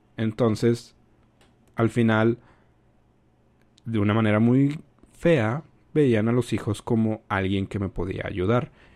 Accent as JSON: {"language": "Spanish", "country": "Mexico", "said": "Yo soy de México"}